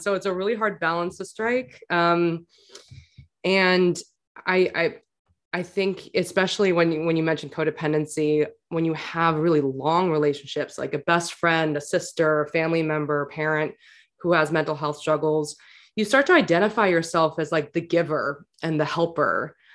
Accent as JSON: {"language": "English", "town": "New York City", "region": "New York", "country": "United States", "tie": "born or raised there", "said": "I grew up in New York City"}